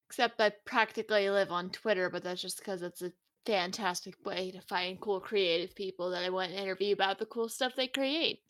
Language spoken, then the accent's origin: English; Tennessee, United States; now in Texas, United States; I'm glad I moved to Texas because I grew up in Tennessee